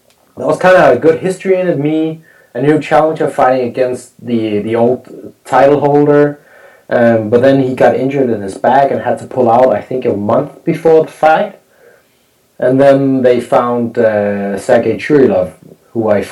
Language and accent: English; Copenhagen, Capital Region of Denmark, Denmark; my hometown in front of my, you know, in front of my Danish fans